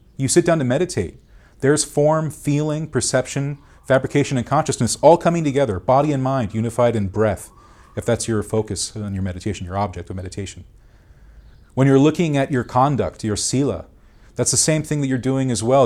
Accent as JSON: {"language": "English", "town": "Duarte", "region": "California", "country": "United States", "tie": "born or raised there", "also_born_or_lived": "Monrovia, California", "said": "I was born in Duarte."}